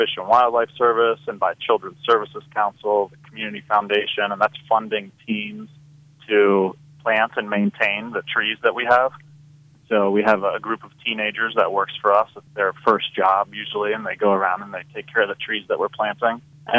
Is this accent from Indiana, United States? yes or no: yes; Indianapolis, Indiana, United States; now in Palm Beach County, United States; growing up in Indianapolis